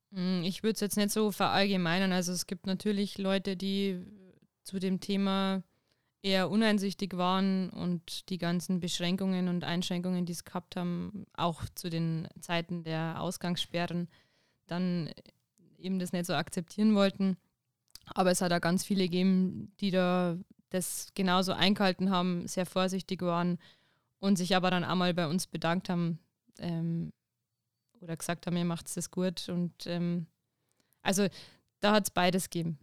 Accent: Winzer, Bavaria, Germany; now in Ingolstadt, Germany; Ich komme direkt äh, aus Winzer. Das ist im Landkreis Deckendorf

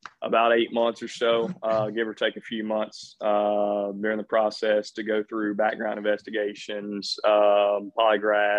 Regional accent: Bowling Green, Kentucky, United States; moved away as an adult; also born or lived in Gallatin, Tennessee; Here from small town Bowling Green, Kentucky. Went to Warren East High School, class of 2012

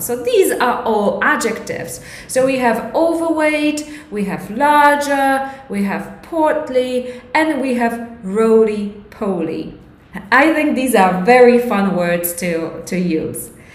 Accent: Poland; English is a second language; it is a little bit uh, difficult for Polish people because our grammar is completely different

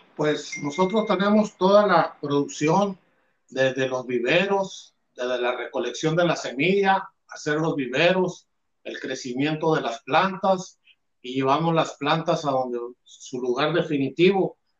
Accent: Álamos, Sonora, Mexico; somos del sur de Sonora, de una región de Álamos

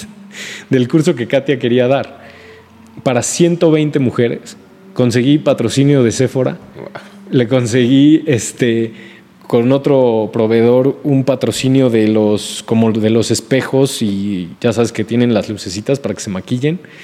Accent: Mexico; also born or lived in Puebla

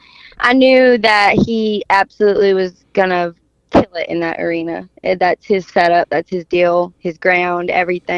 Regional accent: Lufkin, Texas, United States; I'm from Lufkin

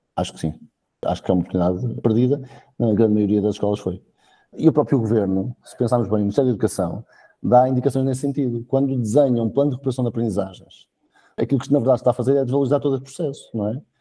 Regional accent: Coimbra, Centro, Portugal; now in Maia, Portugal; eu na verdade sou natural de Coimbra, mas posso dizer que sou maiato honorário

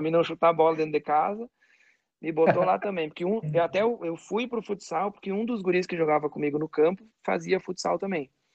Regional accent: Caxias do Sul, Rio Grande do Sul, Brazil; born or raised there; also born or lived in Farroupilha

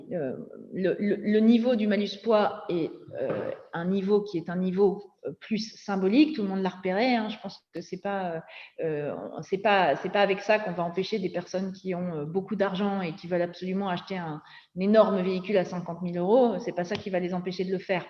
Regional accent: Nord-Pas-de-Calais mining basin, Hauts-de-France, France; also born or lived in Somme; Moi, je viens du bassin minier du Nord-Pas-de-Calais.

